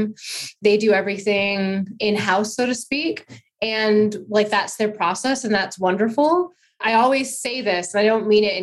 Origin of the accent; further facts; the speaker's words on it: Alaska, United States; I'm from Alaska, so Alaska